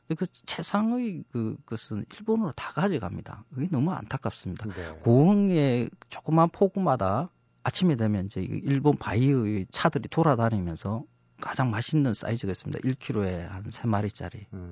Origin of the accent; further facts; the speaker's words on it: Masan, South Gyeongsang, South Korea; moved away as an adult; now in Seoul, South Korea; 저는 마산에서 어린 시절을 고등학교까지 보냈습니다.